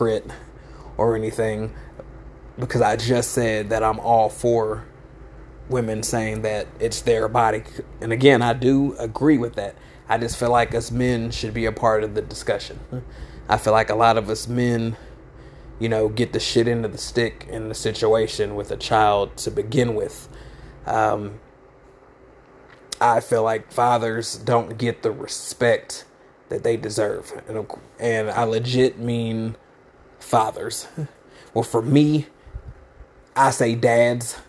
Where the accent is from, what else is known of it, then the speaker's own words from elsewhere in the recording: United States; I'm African American